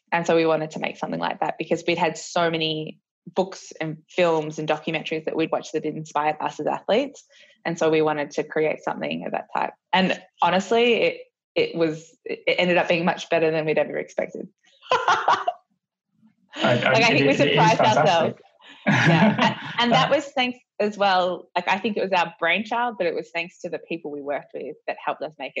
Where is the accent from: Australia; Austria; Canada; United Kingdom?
Australia; I guess it was really important to us because we realized that a few things about our careers are as Australian skiers